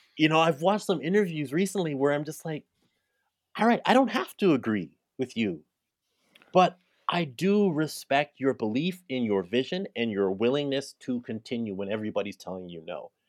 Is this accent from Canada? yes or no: yes; Canada; I'm African Canadian, I'm Caribbean Canadian